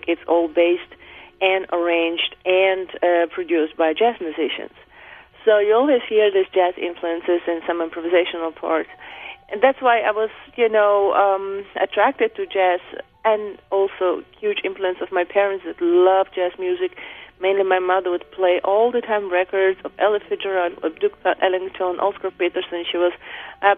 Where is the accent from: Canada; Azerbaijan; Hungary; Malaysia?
Azerbaijan; now in New York, United States; I grew up in Azerbaijan, which is part of former Soviet Union